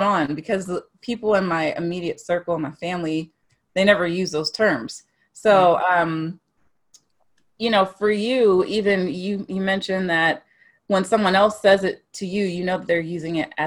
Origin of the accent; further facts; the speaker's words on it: Dallas, high school in Mansfield, Northeast Texas, United States; I grew up in Texas. Northeast Texas, some people say Texas ain't the South, whatever. Northeast Texas, Dallas, close to Louisiana